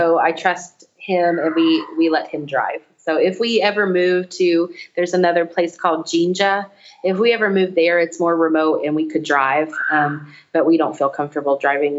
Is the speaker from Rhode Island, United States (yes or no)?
no; Louisiana, United States; We're from Louisiana. We need some crawfish.